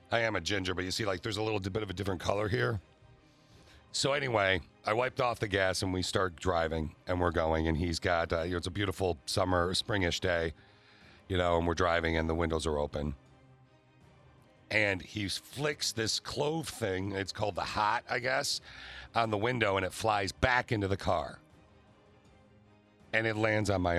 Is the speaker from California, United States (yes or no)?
no; East Lansing, Michigan, United States; I grew up in East Lansing, Michigan State area.